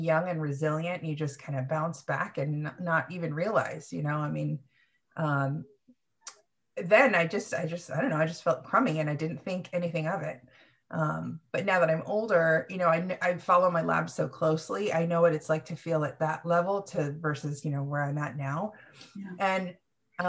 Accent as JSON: {"language": "English", "town": "Sacramento", "region": "California", "country": "United States", "tie": "born or raised there", "also_born_or_lived": "Philippines / Fremont, California", "said": "Sacramento is really where I grew up and blossomed"}